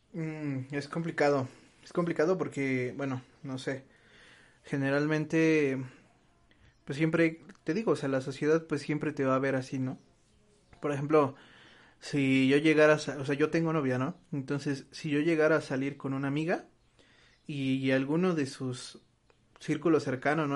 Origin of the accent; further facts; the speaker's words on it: Mexico; nosotros como mexicanos